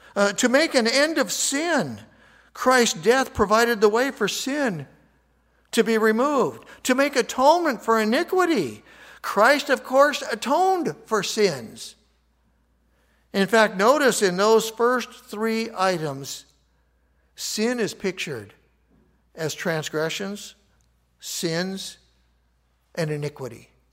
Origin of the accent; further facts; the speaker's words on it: United States; I'm an American